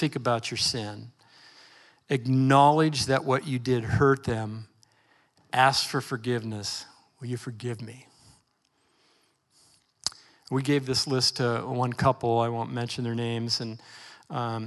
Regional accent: Portland, Oregon, United States; I grew up in Northeast Portland

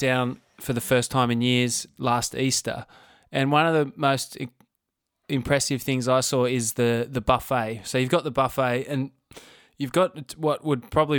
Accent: Tasmania, Australia; also born or lived in Melbourne, Australia; now in Coogee, Australia; from Tassie originally.

